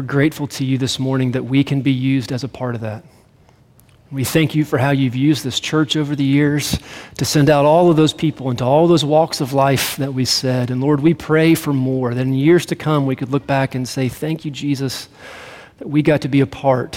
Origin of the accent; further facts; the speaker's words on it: Greenville, United States; moved away as an adult; now in Colorado, United States; I grew up in Greenville